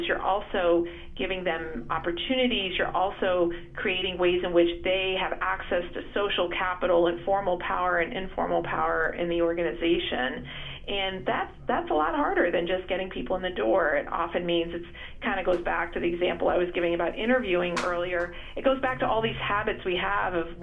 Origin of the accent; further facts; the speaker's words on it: United States; I'm Indian American, second generation